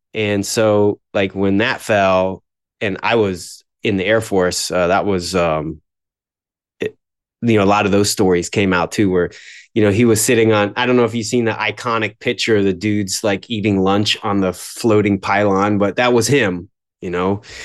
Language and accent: English; Florida, United States; also born or lived in New York; We moved down to Florida shortly after I was born